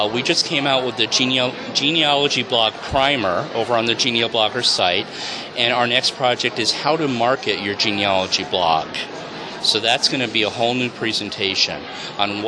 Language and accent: English; New York, United States; Christmas traditions where I grew up in New York